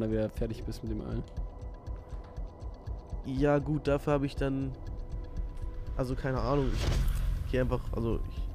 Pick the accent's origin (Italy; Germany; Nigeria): Nigeria; born there; weil ich bin gebürtiger ähm, Nigerianer und das war ja mal eine englische Kolonie.